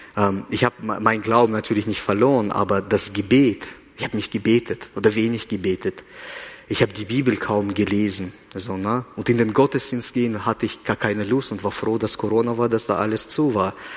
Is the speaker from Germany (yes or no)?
no; Kazakhstan; now in Switzerland; ich bin in Kasachstan geboren